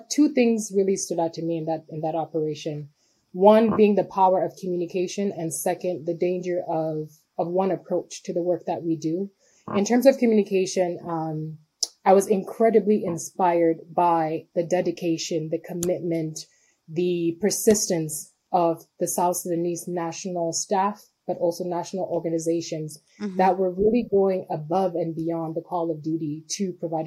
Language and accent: English; Cameroon; moved away; also born or lived in Sierra Leone / New York; I was born and raised in Cameroon